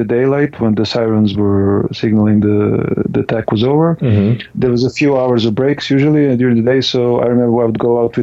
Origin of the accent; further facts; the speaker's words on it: Serbia; moved away as an adult; now in Estonia; since I moved away from Serbia, where I was born